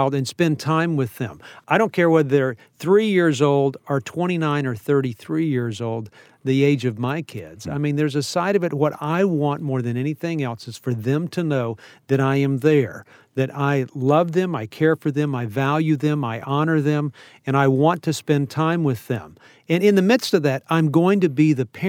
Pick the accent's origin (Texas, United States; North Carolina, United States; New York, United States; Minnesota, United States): Texas, United States; I'm a Texan